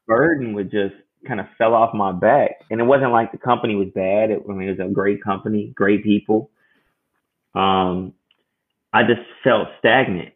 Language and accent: English; Chicago, Illinois, United States; I'm uh, born and raised in Chicago